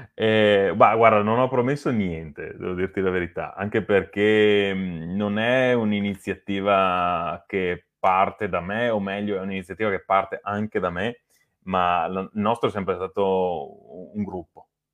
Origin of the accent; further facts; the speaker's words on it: Lonigo, Veneto, Italy; noi siamo di Lonigo